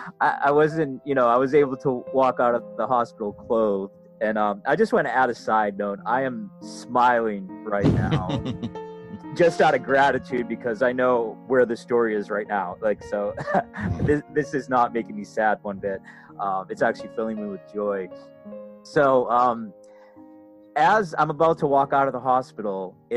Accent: Massachusetts, United States; moved away as an adult; now in Florida, United States; I'm originally up from Massachusetts

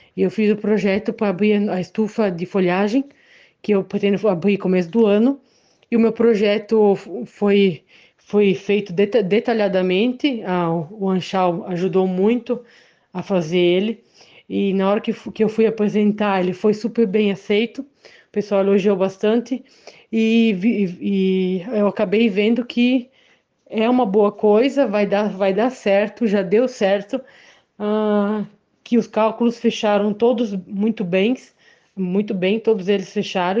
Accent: Benedito Novo, Santa Catarina, Brazil; sou de Benedito Novo

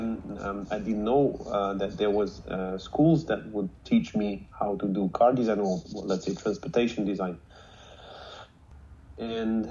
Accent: Moscow, Russia; I was born and raised in Moscow, in Russia

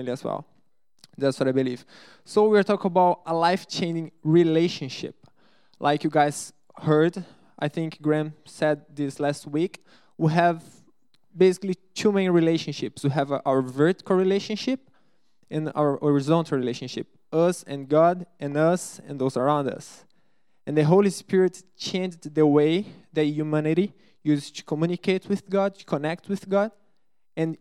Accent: Brazil; English is a second language; moved away; I'm from Brazil

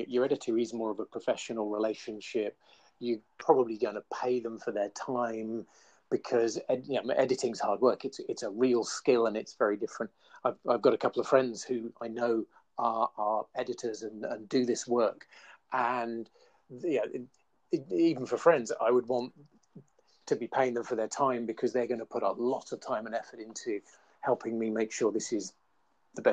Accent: England, United Kingdom; I'm English, darling, and I had a proper education

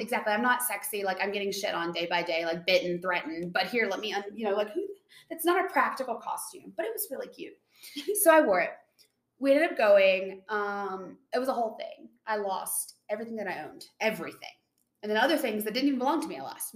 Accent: Tennessee, United States; I'm from Tennessee.

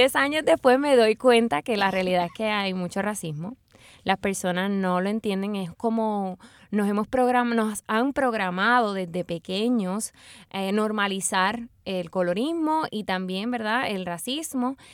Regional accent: Puerto Rico; lo que somos los puertorriqueños

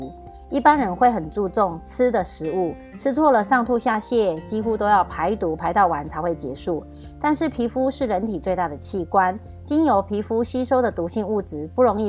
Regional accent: Miaoli County, Taiwan; 大家好，我是苗栗的

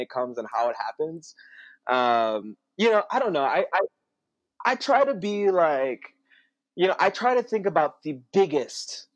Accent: South Bend, Indiana, United States; I come from South Bend, you know, mm-hmm. like I, I grew up pretty poor. I went to an all-white school, like you know, shout out to Penn High

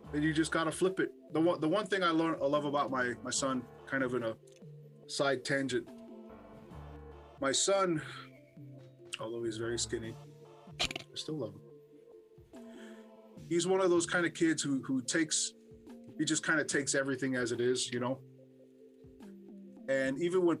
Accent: Hawaii, United States; growing up in Hawaii

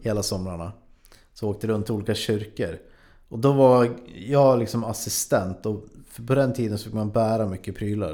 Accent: Frösön, Jämtland, Sweden; Jag kommer från Jämtland, mm. en, ett ställe som heter Frösön.

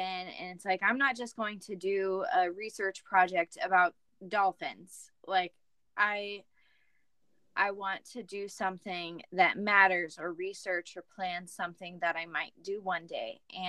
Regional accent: Indiana, United States; now in Minnesota, United States; Yeah, so I grew up in Indiana, moved around a lot, and while I was in high school, found out about a college up in Minnesota, and first time I came, fell in love with it. Moved up to Minnesota after graduating

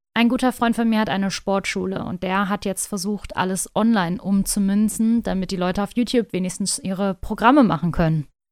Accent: North Rhine-Westphalia, Germany; Ich komme aus Nordrhein-Westfalen

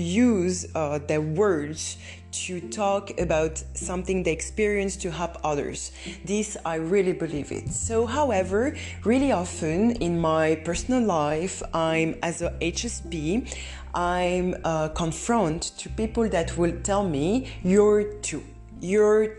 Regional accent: Romania; moved away; I'm coming from Romania, where at that time we didn't talk about process

